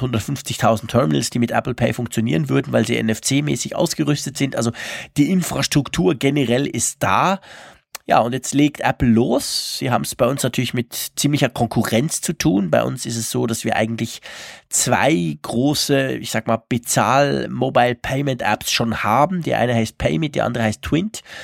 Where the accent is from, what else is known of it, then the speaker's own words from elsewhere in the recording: Switzerland; uns Schweizer